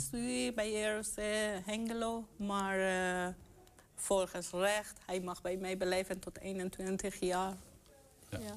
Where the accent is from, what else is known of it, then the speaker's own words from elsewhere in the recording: Iran; also born or lived in Roombeek, Enschede; now in Enschede, Netherlands; ik kom uit Iran